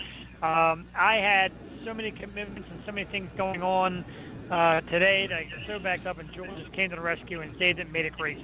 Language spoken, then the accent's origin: English; Philadelphia, Pennsylvania, United States; being that we're from Philly and a Philly show